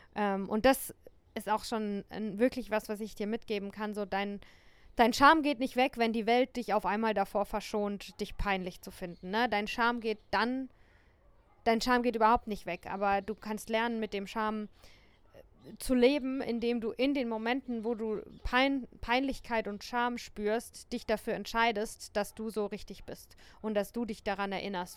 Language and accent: German; Germany; der Ort, an dem ich aufgewachsen bin ähm, und ja, vielleicht sogar auch Deutschland.